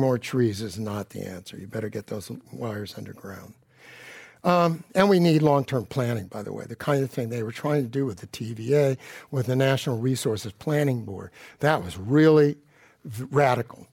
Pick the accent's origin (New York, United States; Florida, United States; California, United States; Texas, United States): California, United States; Palo Alto; I grew up in Palo Alto, the Gilded Ghetto